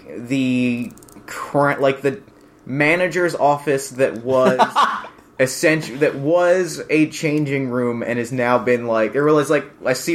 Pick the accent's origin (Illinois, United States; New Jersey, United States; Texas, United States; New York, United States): New Jersey, United States; Mount Holly; in Mount Holly, where I grew up, there's the Burlington Center Mall